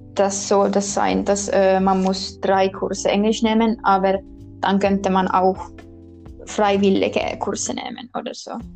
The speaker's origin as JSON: {"language": "German", "town": "Kotka", "region": "Kymenlaakso", "country": "Finland", "second_language": "German", "moved": "as an adult", "lives_now": "Tampere, Finland", "said": "eigentlich in Finnland komme ich aus Kotka und Kotka liegt ganz im Süden"}